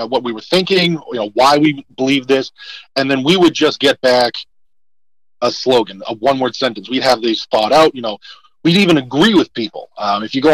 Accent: Massachusetts, United States; we're two conservatives that grew up in deep blue areas, right? So, I'm a conservative, and you know, 9 out of every 10 people I know is a liberal, right? I'm from Massachusetts.

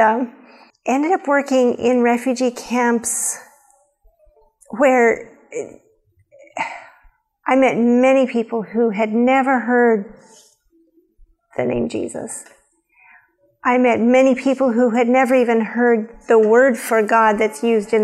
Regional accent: Nebraska, United States; also born or lived in Wyoming; born in Wyoming, grew up in Nebraska

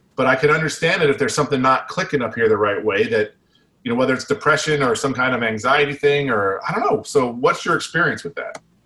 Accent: United States; we're American

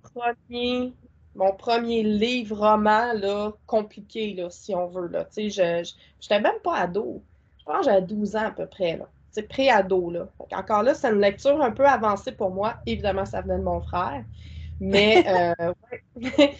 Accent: Quebec, Canada

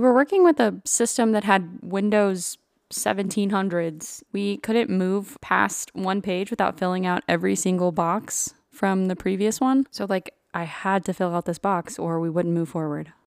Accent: Burnet, Texas, United States; moved away as an adult; now in Georgia, United States; I grew up in Central Texas.

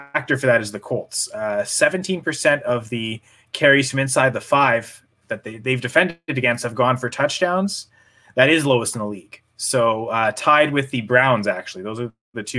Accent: Canada; We're all Canadian.

